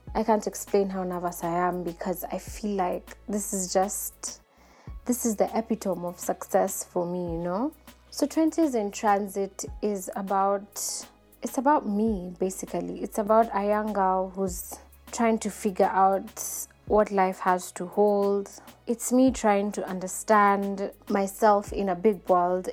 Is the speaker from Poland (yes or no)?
no; Nairobi, Kenya; I'm an African lady, born and bred in Nairobi, Kenya.